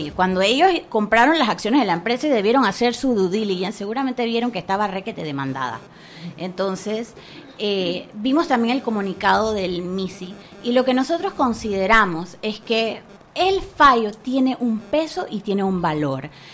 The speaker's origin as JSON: {"language": "Spanish", "country": "Panama", "said": "nuestro país como panameños"}